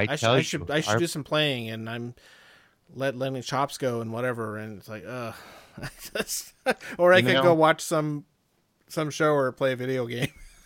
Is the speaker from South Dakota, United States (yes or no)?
yes; Rapid City, South Dakota, United States; We're both from Rapid City, yes.